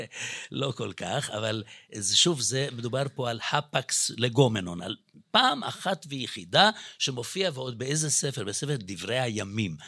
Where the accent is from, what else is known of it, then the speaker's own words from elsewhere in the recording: Budapest, Hungary; accent: Hungarian; now in Israel; כי גם אני יליד בודפשט, אז יכול להיות שגם במבטא שלי אפשר קצת לשמוע את זה.